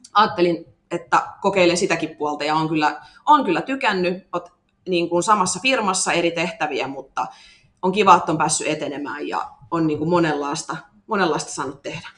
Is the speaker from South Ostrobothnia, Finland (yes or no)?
yes; Kauhava, South Ostrobothnia, Finland; accent: Ostrobothnian; moved away as an adult; also born or lived in Seinäjoki; now in Tampere, Finland; mä oon kotoisin Pohjanmaalta, Kauhavalta